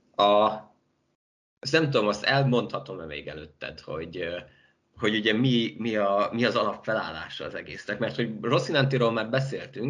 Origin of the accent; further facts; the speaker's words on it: Baja, Bács-Kiskun, Hungary; moved away; also born or lived in Szeged; én Baján nevelkedtem